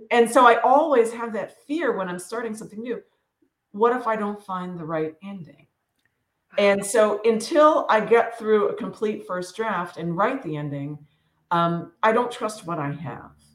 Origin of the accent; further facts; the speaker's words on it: Western Pennsylvania, United States; I grew up in Western Pennsylvania, tiny little coal town. It's northern Appalachia